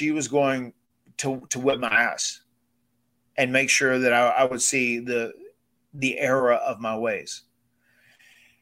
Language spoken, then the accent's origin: English; Cameron, North Carolina, United States; we come from Cameron, North Carolina on 96 acres of farmland